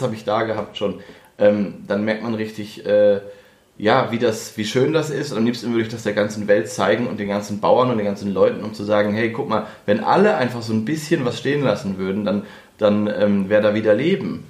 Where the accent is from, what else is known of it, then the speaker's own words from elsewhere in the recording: the Northwest, northwest Germany, Germany; moved away; ich komme ja aus dem Nordwesten